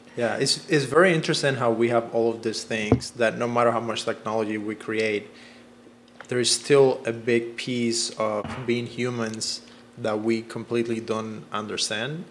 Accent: Cuba; now in Los Angeles, United States; I come from Cuba

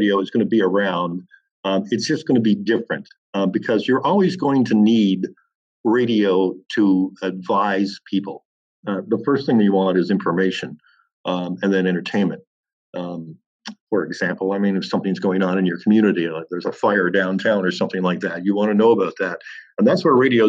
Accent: Welland, Ontario, Canada; back in my hometown of Welland

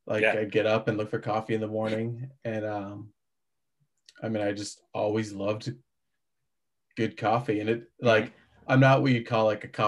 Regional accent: 30 minutes west of Boston, between Worcester and Boston, Massachusetts, United States; moved away as an adult; also born or lived in Salem, Massachusetts; now in Pennsylvania, United States; I grew up about 30 minutes west of Boston

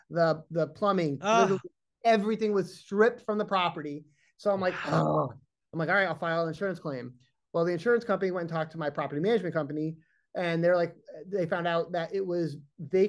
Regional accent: Massachusetts, United States; I'm from Massachusetts

